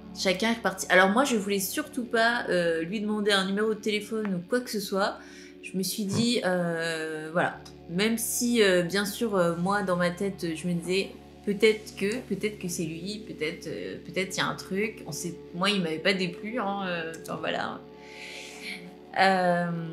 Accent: Normandy, France; je suis normande

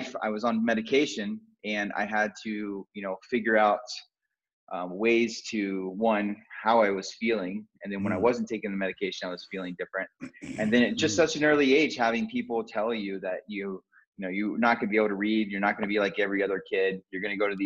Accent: Columbus, Ohio, United States; also born or lived in Miami Beach, Florida; now in Colorado, United States; I grew up in Columbus, Ohio, and I had an amazing upbringing with two younger sisters

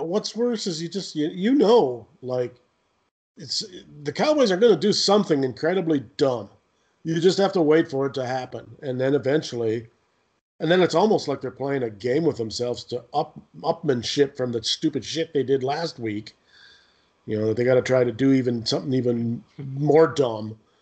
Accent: Canada; I'm Canadian

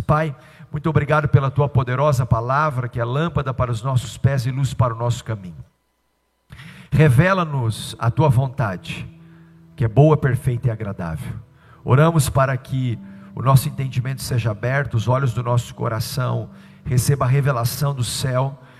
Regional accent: Tubarão, Santa Catarina, Brazil; Eu sou pastor líder da Verdade Igreja em Tubarão, Santa Catarina

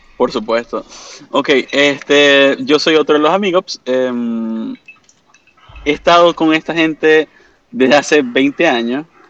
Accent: Venezuela; moved away as an adult; also born or lived in Canada; now in Orlando, United States; aquí en Estados Unidos, como todo venezolano, saliendo de Venezuela, fui a Canadá, regresé de Canadá a Estados Unidos y ahora me encuentro en mi paz y tranquilidad aquí en Orlando

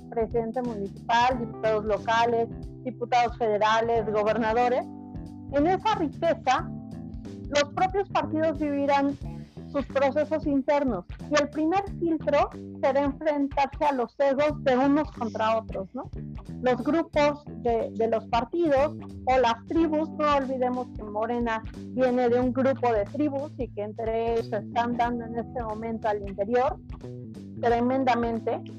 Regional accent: Mexico; como mexicanos, cada uno de los 130 millones de mexicanos

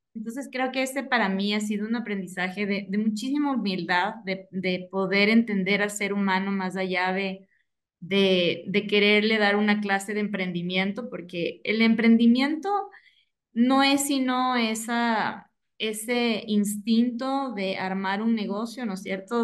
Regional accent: Ecuador; yo vivo en Ecuador, soy orgullosamente ecuatoriana

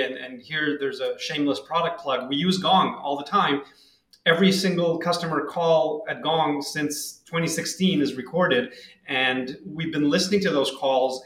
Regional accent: Tel Aviv, Tel Aviv District, Israel; moved away as an adult; now in San Francisco Bay Area, United States; I'm originally from Tel Aviv, Israel. Uh, I lived there until three years ago, and then uh, moved here to the San Francisco Bay Area

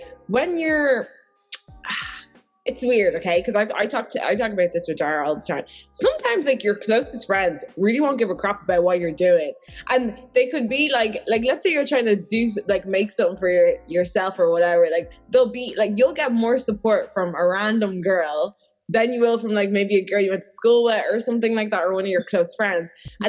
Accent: Ireland; obviously we're from different races, but I just never, I've stopped labeling ourselves as that, because we're both Irish.

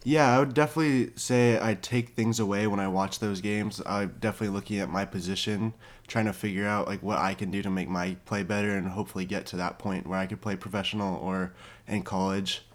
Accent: Orange County, California, United States; I was born and raised in Orange County, California

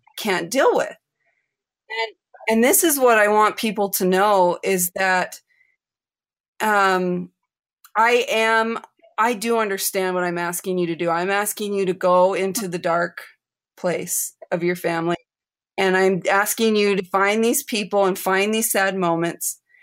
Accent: United States; moved away as an adult; also born or lived in Chile; I was raised in the United States

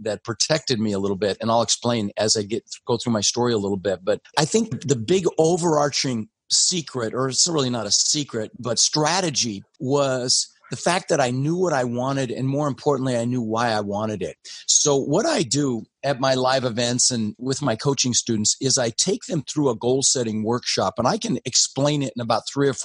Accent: Denver, Colorado, United States; English is a second language; also born or lived in Netherlands; I immigrated to this country when I was 6 years old with my brother Albert, my mother Svancha. We came in from Holland, actually, and I ended up in Denver, where we lived for about 30 years.

